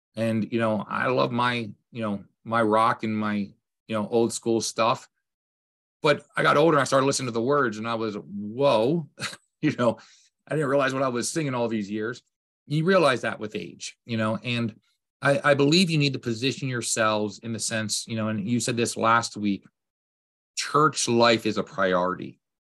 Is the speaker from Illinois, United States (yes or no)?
no; Lancaster, Pennsylvania, United States; I grew up in Lancaster, P A, with Amish